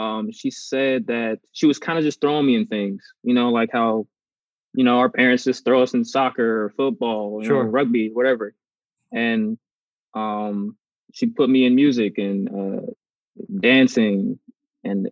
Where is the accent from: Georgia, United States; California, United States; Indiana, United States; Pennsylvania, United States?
California, United States; Los Angeles; also born or lived in Torrance, California; I was born in Torrance, California, but I went to school in South